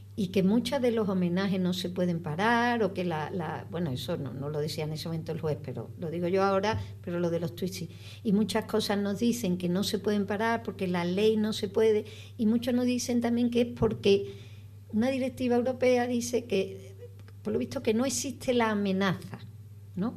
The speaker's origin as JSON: {"language": "Spanish", "country": "Spain", "said": "como española, eh, que como ciudadana de España"}